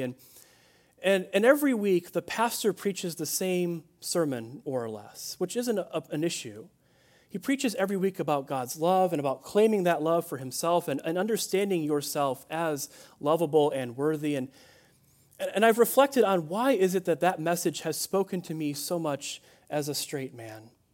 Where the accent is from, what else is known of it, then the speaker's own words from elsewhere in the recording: Chicago, Illinois, United States; I grew up in Chicagoland, uh, in Illinois